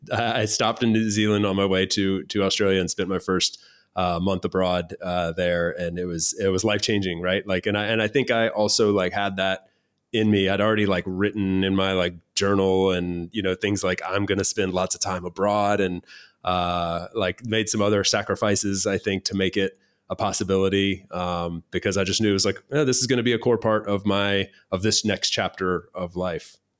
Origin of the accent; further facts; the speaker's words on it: United States; moved away as an adult; also born or lived in Spain / Germany; Me as an American that has been living in Spain for five years